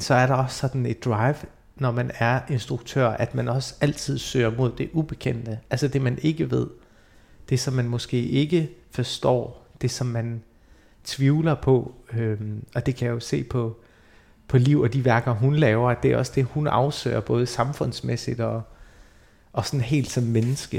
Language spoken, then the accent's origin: Danish; Denmark; also born or lived in Iraq; jeg er født i Irak og kom til Danmark i 92